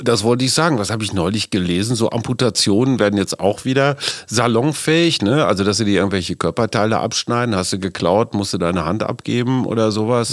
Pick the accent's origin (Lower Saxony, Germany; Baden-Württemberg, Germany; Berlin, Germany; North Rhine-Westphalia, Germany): North Rhine-Westphalia, Germany; Münster; Münster, meine Heimatstadt